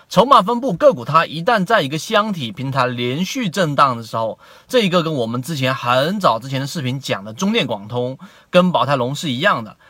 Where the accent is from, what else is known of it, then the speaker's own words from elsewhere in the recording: China; 我们中国人